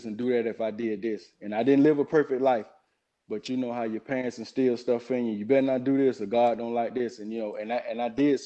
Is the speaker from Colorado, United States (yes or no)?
no; St. Marys, Georgia, United States; moved away as an adult; also born or lived in Jacksonville, Florida; I grew up in South Georgia, a place called St. Mary's, Georgia.